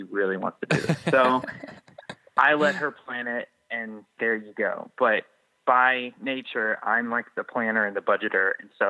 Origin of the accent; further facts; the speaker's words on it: Georgia, United States; I'm from Georgia